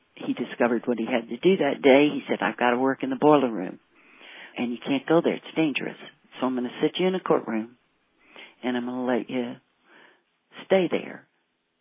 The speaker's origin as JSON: {"language": "English", "region": "Louisiana", "country": "United States", "tie": "born or raised there", "moved": "yes", "lives_now": "New Mexico, United States", "said": "I was raised in Louisiana in the 50s and 60s"}